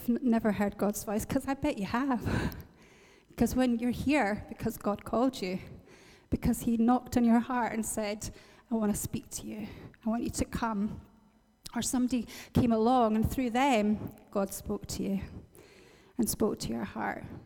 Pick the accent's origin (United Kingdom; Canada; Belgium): United Kingdom; Northern Ireland; moved away; this motorway that joins where I have my hometown to Belfast